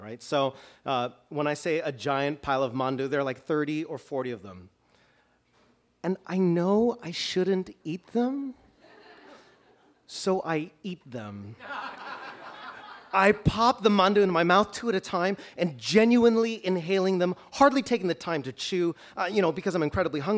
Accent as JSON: {"language": "English", "town": "Toronto", "region": "Ontario", "country": "Canada", "tie": "born or raised there", "moved": "yes", "lives_now": "Chicago, United States", "said": "I grew up in Toronto"}